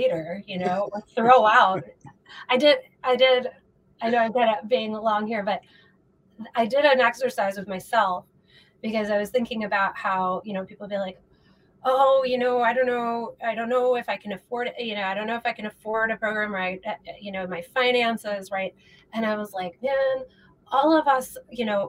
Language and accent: English; Midwest, United States; moved away as an adult; now in Los Angeles, United States; I'm from the Midwest, and moved to LA about 4.5 years ago